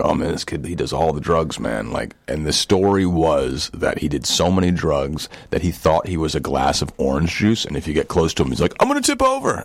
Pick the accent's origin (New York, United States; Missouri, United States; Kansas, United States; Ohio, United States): New York, United States; New York City; born or raised there